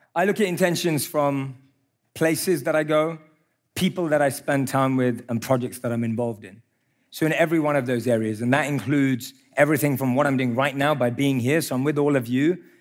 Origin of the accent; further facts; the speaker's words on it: London, United Kingdom; I grew up in London